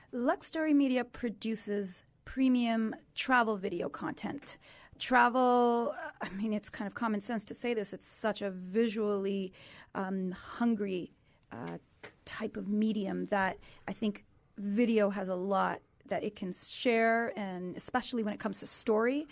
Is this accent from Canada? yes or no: yes; Canada; as a Canadian who's been living here a long time